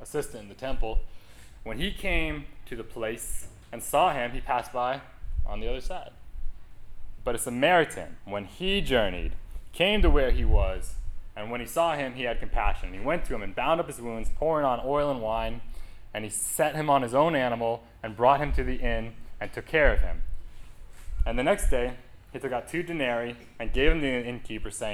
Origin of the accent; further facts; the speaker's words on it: New England, United States; moved away; growing up in New England